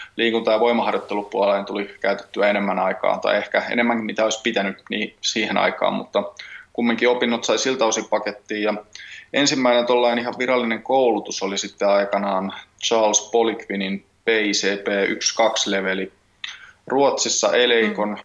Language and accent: Finnish; Tampere, Pirkanmaa, Finland; also born or lived in Helsinki; paikallinen PMX-pyörä pyöräseura tässä Tampereella ja sinne vedän laitreenejä. Vedin okay. jo viime vuonna ja nyt sitten niin toinen vuosi jatkuu ja on tehnyt sitä aiemmin Helsingissäkin pari vuotta, mutta nyt oikein kiva tässä näin ihan kotikonnuilla tehdä samaa